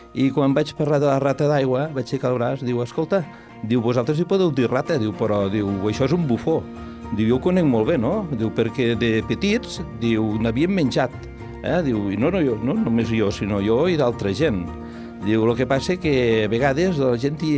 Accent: Lleida, Catalonia, Spain; com a lleidatans que som

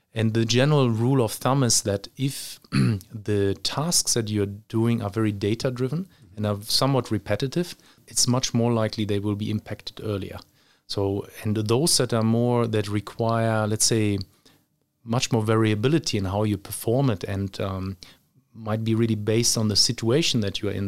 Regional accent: Germany; moved away; also born or lived in Luxembourg / Australia / Dubai; I grew up physically, I was, uh, in Germany when I was young.

